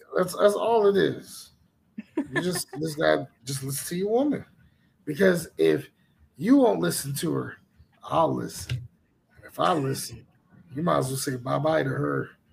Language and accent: English; the South, United States; accent: southern; my southern accent came out a bit